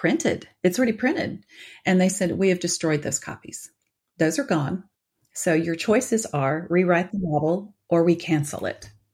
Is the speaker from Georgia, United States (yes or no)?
yes; Atlanta, Georgia, United States; moved away; also born or lived in Colorado; born and raised in Atlanta